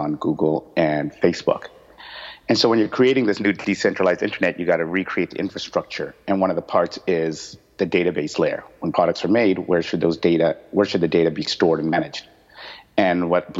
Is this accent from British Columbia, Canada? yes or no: yes; Vancouver, British Columbia, Canada; moved away as an adult; also born or lived in Los Angeles, United States; now in Singapore; I am from Vancouver, born and raised